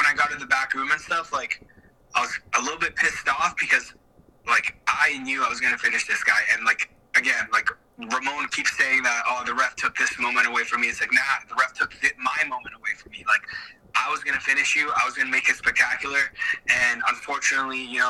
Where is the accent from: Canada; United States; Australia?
Canada; Toronto, Ontario; in front of my hometown